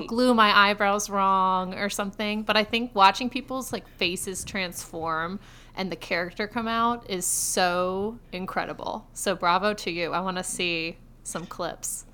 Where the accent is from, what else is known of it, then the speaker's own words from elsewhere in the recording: Rochester, New York, United States; moved away as an adult; also born or lived in Austin, Texas; now in Texas, United States; I'm from Rochester, New York, but I went to UT Austin